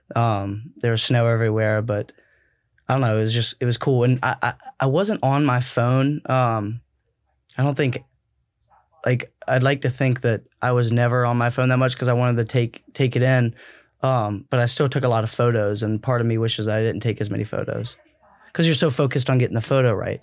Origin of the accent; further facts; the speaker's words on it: Columbia, South Carolina, United States; moved away as an adult; also born or lived in Minsk, Belarus; I'm from Columbia, South Carolina